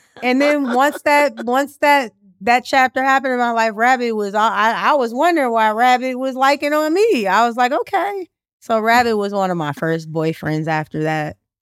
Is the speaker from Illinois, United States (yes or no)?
yes; Chicago, Illinois, United States; I am truly, like, a born and bred Chicagoan